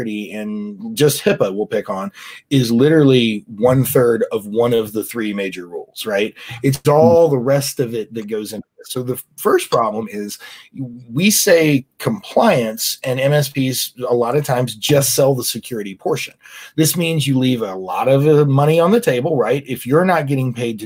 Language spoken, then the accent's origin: English; United States; we as the American people